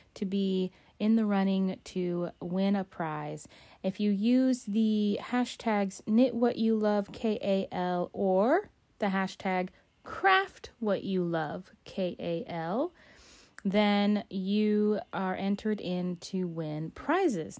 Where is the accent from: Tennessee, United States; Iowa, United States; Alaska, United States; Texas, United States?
Alaska, United States; I'm an explorer of my home state of Alaska